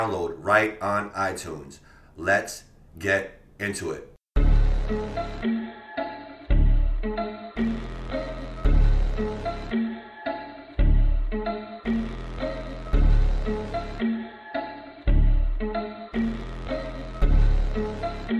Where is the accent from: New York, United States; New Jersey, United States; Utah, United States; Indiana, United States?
New York, United States; New York City; was born and raised in New York City, Riverdale in the Bronx to be exact.